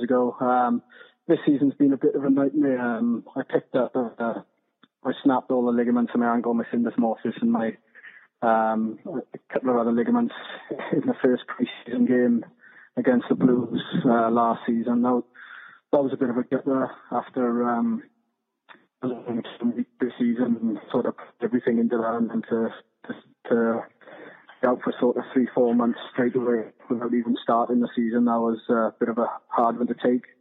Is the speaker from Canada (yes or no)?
no; Dragons region, Wales, United Kingdom; I think I grew up in Bridges. In the Dragons region